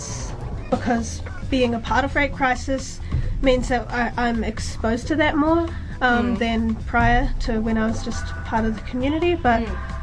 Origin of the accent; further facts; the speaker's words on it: Dunedin, Otago, New Zealand; growing up in Dunedin